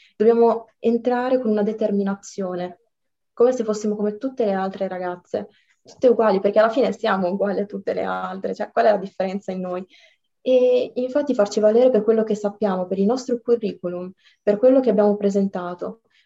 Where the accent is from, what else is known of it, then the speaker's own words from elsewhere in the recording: Italy; io sono originaria dal Marocco però sono nata e cresciuta qua